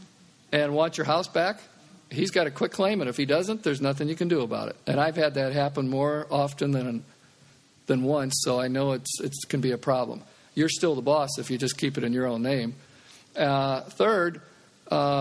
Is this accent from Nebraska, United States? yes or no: yes; Omaha, Nebraska, United States; I'm from Omaha